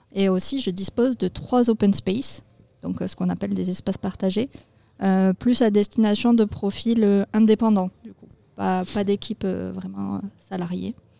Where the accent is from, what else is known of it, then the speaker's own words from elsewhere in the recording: Agen, Nouvelle-Aquitaine, France; moved away as an adult; also born or lived in Bordeaux / London; je suis originaire d'Agen. je suis partie sur Bordeaux pour mes études.